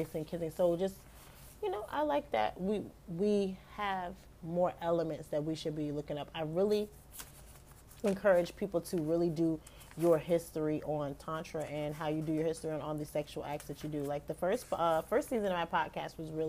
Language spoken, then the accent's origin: English; United States; I'm an American